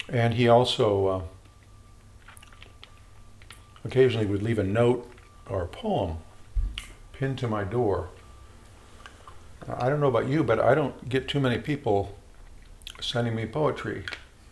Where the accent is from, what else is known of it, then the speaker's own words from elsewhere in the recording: Chicago, Illinois, United States; Growing up in Chicago, I had a minister